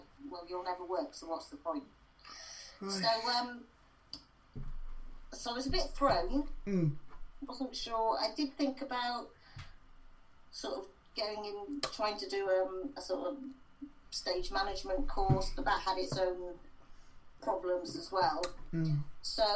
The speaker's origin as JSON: {"language": "English", "town": "St David's", "region": "Wales", "country": "United Kingdom", "tie": "born or raised there", "said": "My mum was an English and drama teacher, and she taught in the school I was in. I'm from St David's in West Wales."}